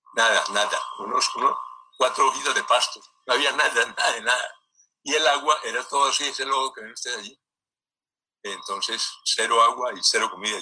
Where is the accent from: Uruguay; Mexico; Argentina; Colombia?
Colombia; Cali, Valle del Cauca; yo soy caleño, eh, hijo de caleños, de Cali